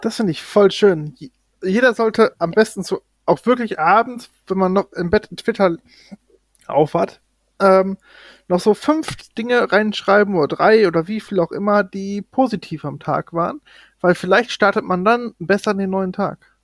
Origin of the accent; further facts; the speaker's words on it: North Rhine-Westphalia, Germany; ich komme ja aus NRW